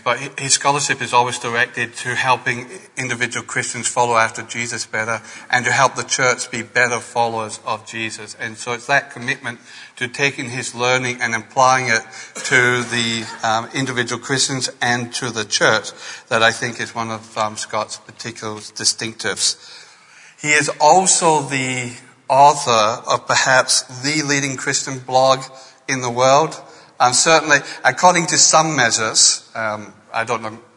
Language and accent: English; Scotland, United Kingdom; now in Adelaide, Australia; I was born in Scotland